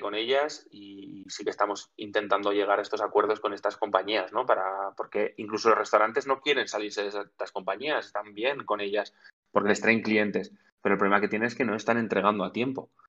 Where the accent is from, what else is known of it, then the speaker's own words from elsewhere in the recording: Zaragoza, Aragon, Spain; somos, tres amigos de Zaragoza que nos hemos montado una empresa